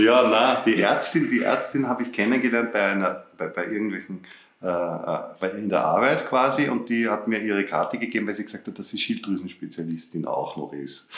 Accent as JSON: {"language": "German", "region": "Upper Austria", "country": "Austria", "tie": "born or raised there", "also_born_or_lived": "Vienna", "said": "ich in Oberösterreich aufgewachsen bin"}